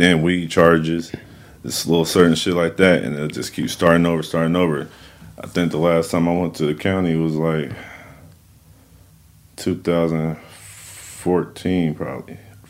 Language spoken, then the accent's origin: English; Sacramento, California, United States; I'm from East Sacramento, mm-hmm. Lincoln Village, just out there in Rancho Cordova. I've been rapping since I was 15. I'm 32 right now